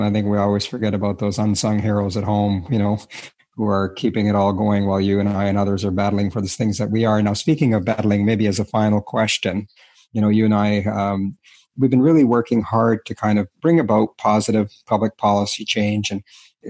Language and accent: English; Canada; It's the curse and the blessing of being Canadian, I suppose.